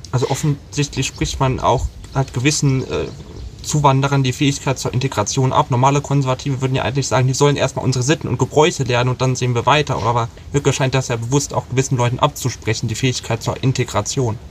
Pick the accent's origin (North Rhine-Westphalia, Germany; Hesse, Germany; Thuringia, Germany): Thuringia, Germany; ich komme aus Thüringen